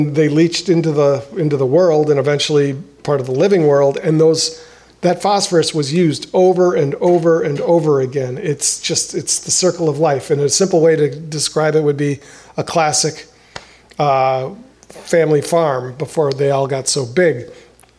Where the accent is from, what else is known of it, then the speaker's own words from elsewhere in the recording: De Pere, Wisconsin, United States; now in Milwaukee, United States; De Pere on the river across from St. Norbert College at this boat ramp that I used to play at when I was a kid